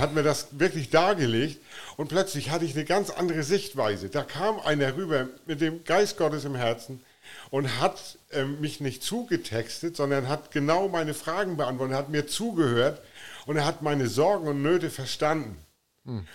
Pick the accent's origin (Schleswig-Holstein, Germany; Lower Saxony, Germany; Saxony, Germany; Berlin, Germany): Schleswig-Holstein, Germany; Flensburg; moved away as an adult; now in Offenburg, Germany; ich komme ähm, aus, aus Offenburg, bin gebürtiger Flensburger von der dänischen Grenze.